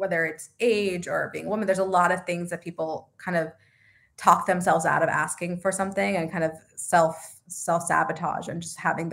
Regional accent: Los Angeles, California, United States; I grew up

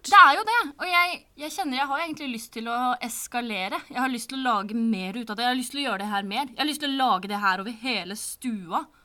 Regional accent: Sande, Vestfold, Norway; jeg kommer fra Sande i Vestfold, som ikke eksisterer lenger. Nå heter det Holmestrand i Vestfold og Telemark

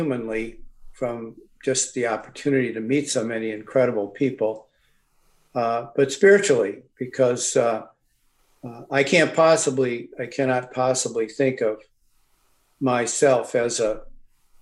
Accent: St. Paul, Minnesota, United States; We grew up in St. Paul, and our Catholic faith was important to us.

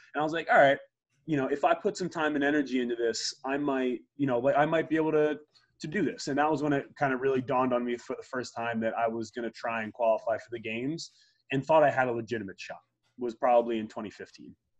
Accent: Media, Pennsylvania, United States; also born or lived in Lake Placid, New York; I grew up in Media, Pennsylvania

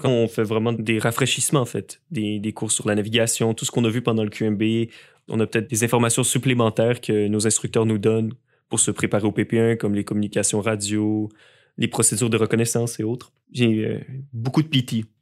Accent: Montreal, Quebec, Canada; also born or lived in Lévis; je suis originaire de Montréal

